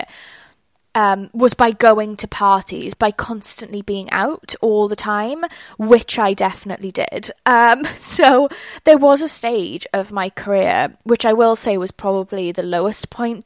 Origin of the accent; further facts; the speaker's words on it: South Wales, United Kingdom; I am from South Wales. And I'm certainly not part of like the London scene. Like I didn't go to school in London.